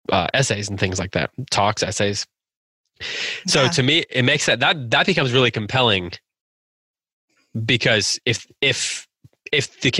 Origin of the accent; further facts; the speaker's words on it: Midwest, United States; As a Midwesterner.